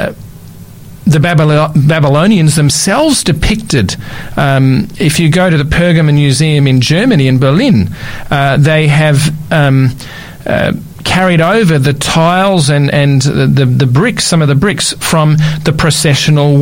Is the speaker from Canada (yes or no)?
no; Australia; from Australia